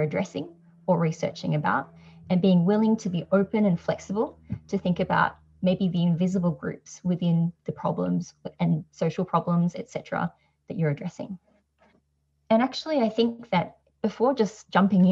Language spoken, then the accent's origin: English; Australia; I'm Asian Australian